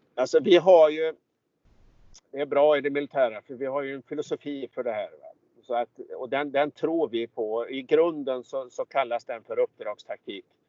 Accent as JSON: {"language": "Swedish", "town": "Hunnebostrand", "region": "Västra Götaland", "country": "Sweden", "said": "just nu i Hunnebostrand på västkusten där jag är ifrån"}